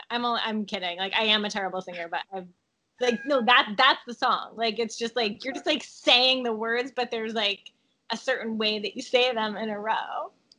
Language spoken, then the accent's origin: English; North New Jersey, United States; accent: New Jersey; moved away; I say Oregon, but I'm from North New Jersey